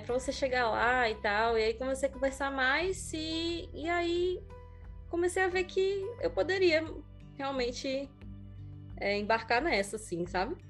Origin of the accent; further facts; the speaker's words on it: Natal, Rio Grande do Norte, Brazil; moved away as an adult; also born or lived in France; tudo na minha casa em Natal estava mudando. Na verdade, é, literalmente, a minha mãe se mudou de Natal